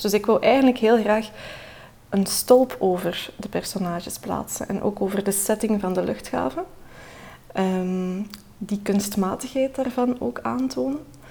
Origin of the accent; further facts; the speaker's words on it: Belgium; Ik ben geboren in België, maar mijn vader woont in Turkije